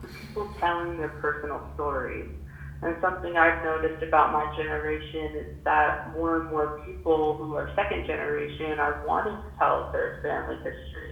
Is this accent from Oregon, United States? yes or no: yes; Portland, Oregon, United States; I was born and raised in Portland, Oregon.